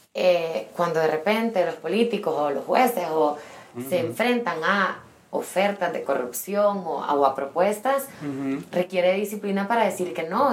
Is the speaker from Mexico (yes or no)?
no; El Salvador; also born or lived in London; soy del Salvador